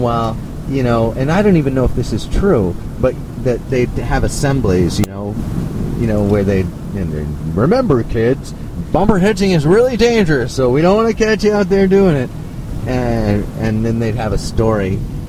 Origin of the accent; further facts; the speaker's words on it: Montreal, Quebec, Canada; I grew up in Montreal.